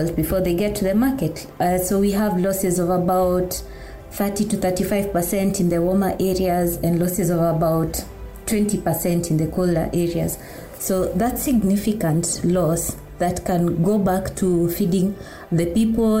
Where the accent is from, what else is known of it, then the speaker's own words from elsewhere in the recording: Kikuyu community, Mount Kenya region, Kenya; I come from the Kikuyu community in Mount Kenya region.